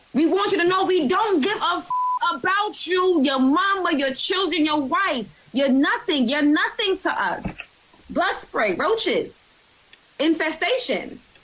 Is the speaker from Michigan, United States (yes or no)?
no; New York, United States; I'm from New York for real.